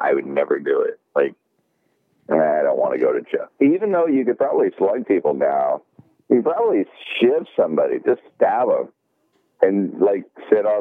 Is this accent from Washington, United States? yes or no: yes; Tacoma, Washington, United States; I'm from Tacoma, and we're kind of close to Seattle